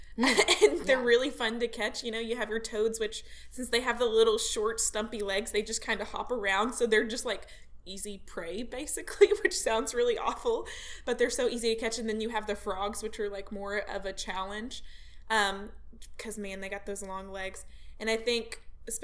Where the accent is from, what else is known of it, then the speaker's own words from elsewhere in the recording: Arkansas, United States; since I'm from Arkansas